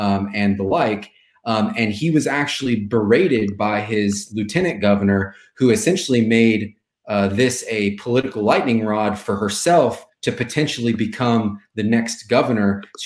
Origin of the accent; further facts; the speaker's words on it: London, Ohio, United States; moved away as an adult; also born or lived in Montana; I ended up at a biomedical research center just outside of my hometown. I lived in London, Ohio